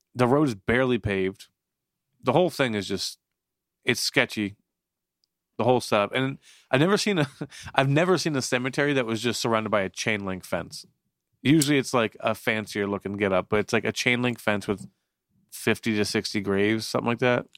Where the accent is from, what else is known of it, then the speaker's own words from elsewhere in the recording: Florida, United States; also born or lived in Newton, New Jersey; now in New Jersey, United States; I grew up in Florida for uh, like 11 years